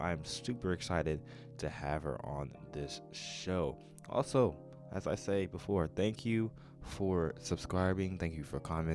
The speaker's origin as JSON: {"language": "English", "town": "Baltimore", "region": "Maryland", "country": "United States", "tie": "born or raised there", "said": "my family's from Baltimore. I was born in Baltimore"}